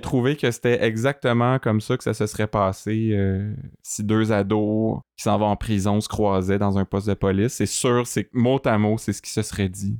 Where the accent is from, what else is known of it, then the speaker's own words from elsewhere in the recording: Sherbrooke, Quebec, Canada; on vient de Sherbrooke